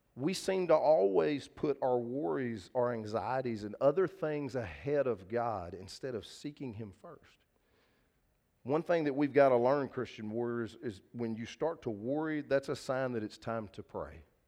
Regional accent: Linden, Texas, United States; First Baptist Church Linden, where I grew up as a kid. That's the church I went to.

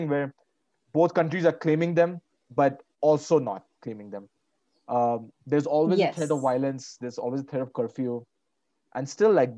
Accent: Varanasi, Uttar Pradesh, India; I was born in Varanasi in Uttar Pradesh

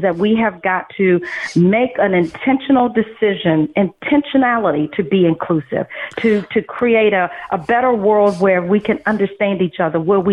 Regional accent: United States; I grew up in America

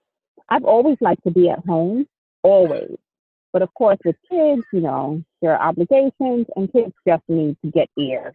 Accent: Jamaica; I'm Jamaican, so if you know anything about Caribbean people, we have tons of names.

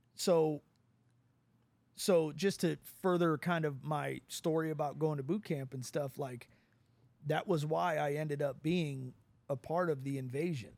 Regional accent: United States; As an American

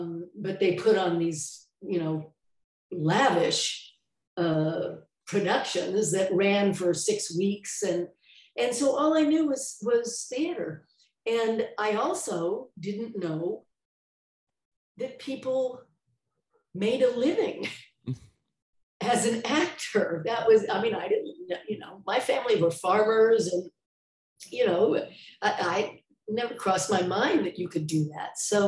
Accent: San Jose, California, United States; moved away as an adult; also born or lived in New York; junior high and high school and 1 year of college in San Jose. So I'm probably from San Jose, but I moved to New York when I was 19. And so I always say I was raised in California, but I grew up in New York.

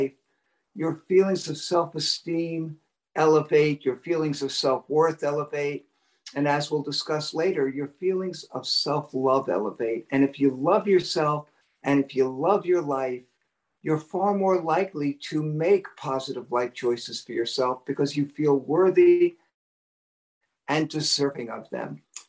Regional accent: New York City, New York, United States; Well, I'm a New Yorker, John, and I must tell you, I'm used to cold weather.

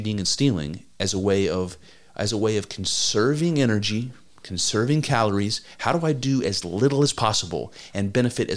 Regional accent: United States

